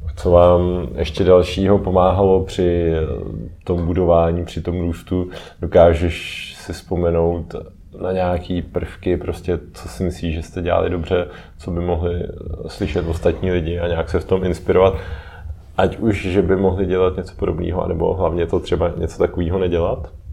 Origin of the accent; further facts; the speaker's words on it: Czechia; u nás v Čechách